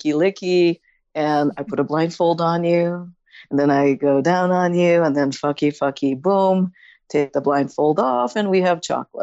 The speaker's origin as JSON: {"language": "English", "town": "San Francisco", "region": "California", "country": "United States", "said": "I'm from San Francisco and we're known for our bread."}